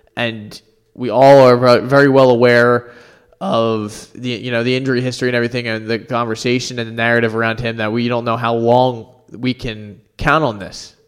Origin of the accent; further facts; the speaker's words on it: Philadelphia, Pennsylvania, United States; as a Philadelphian and a true blue Flyers fan